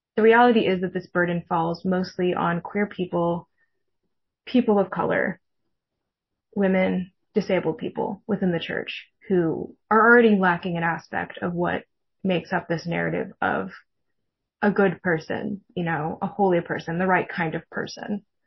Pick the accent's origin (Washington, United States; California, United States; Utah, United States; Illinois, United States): California, United States; California Bay Area, United States; I grew up Mormon in the California Bay Area